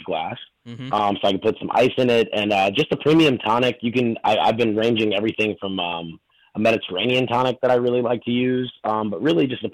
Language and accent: English; North Carolina, United States; moved away as an adult; also born or lived in New York / Chicago; now in Miami, United States; I grew up in North Carolina